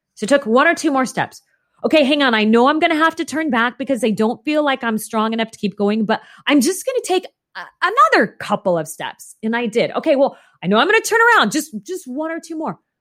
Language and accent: English; Phoenix, Arizona, United States; I grew up in Phoenix, Arizona, and as you can imagine, it is oppressively hot there